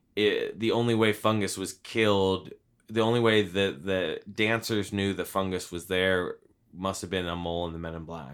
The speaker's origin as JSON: {"language": "English", "town": "Hopewell", "region": "New Jersey", "country": "United States", "tie": "born or raised there", "said": "I grew up in town near Princeton. And in my town of Hopewell, the auto mechanics that, uh, Tim Robbins' character worked at is, uh, uh, that is in my hometown."}